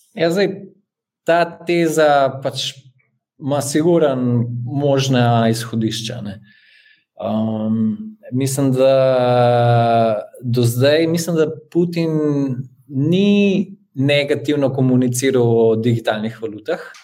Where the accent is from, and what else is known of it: Slovenia